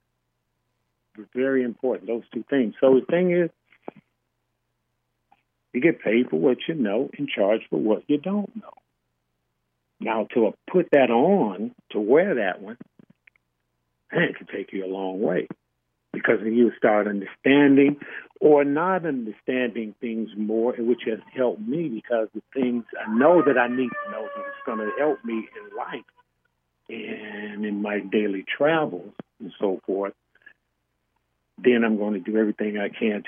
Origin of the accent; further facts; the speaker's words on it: Chicago, Illinois, United States; I grew up in Chicago, on the West Side